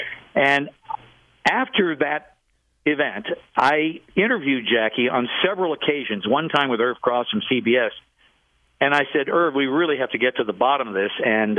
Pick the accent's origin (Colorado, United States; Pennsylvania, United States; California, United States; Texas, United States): Pennsylvania, United States; Pittsburgh; I grew up in Pittsburgh, and back in the 1960s, the Pittsburgh Steelers, if you'll recall, stunk.